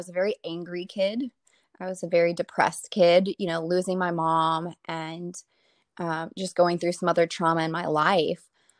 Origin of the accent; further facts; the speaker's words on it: Lafayette, Louisiana, United States; Mm-hmm. Yeah, Lafayette, Louisiana.